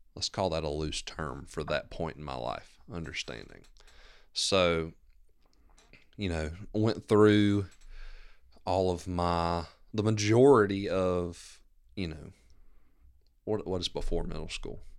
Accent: Maysville, Georgia, United States; also born or lived in Gainesville / Commerce; I grew up here in Maysville

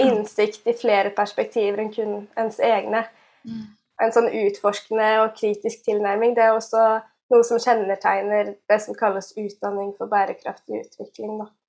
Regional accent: Karmøy, Rogaland, Norway; moved away as an adult; also born or lived in Telemark; now in Bergen, Norway; jeg er, sier at jeg er fra Karbøy

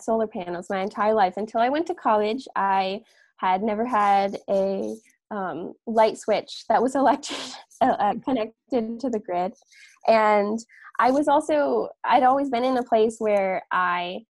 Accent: Catskill Mountains, upstate New York, United States; born or raised there

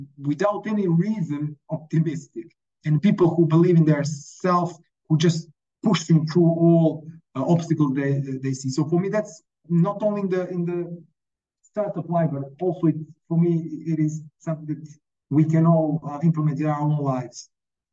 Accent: Montenegro; first language Montenegrin; English is a second language; I'm from Montenegro, we have these strange letters as some of the Slavic languages

